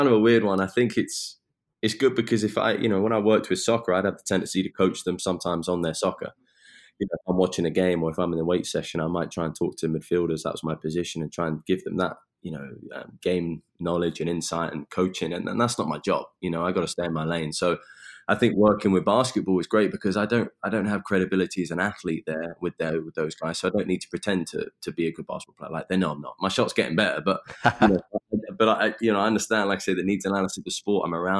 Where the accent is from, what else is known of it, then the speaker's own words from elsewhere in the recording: Eastbourne, South East England, United Kingdom; moved away as an adult; also born or lived in Pensacola, Florida; now in United States; So I'm from England, from a small town on the southeast called Eastbourne.